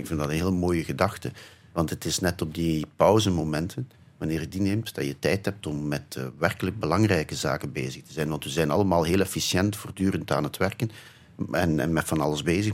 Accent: Flanders, Belgium; also born or lived in Ghent; Ik ben in een soort typische Vlaamse verkavelingswijk opgegroeid

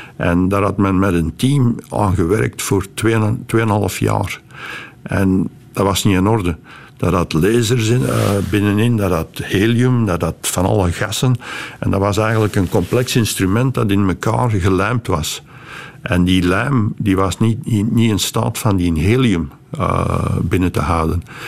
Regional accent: Beveren, Flanders, Belgium; moved away as an adult; now in California, United States; het dorp Melcelen, nu Groot-Beveren, waar ik ben opgegroeid

